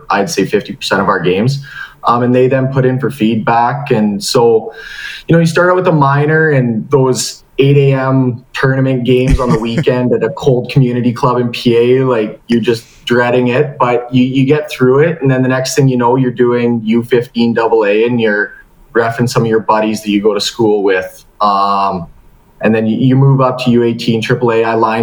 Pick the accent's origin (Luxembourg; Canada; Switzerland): Canada; outside Prince Albert, Saskatchewan; I grew up just outside Prince Albert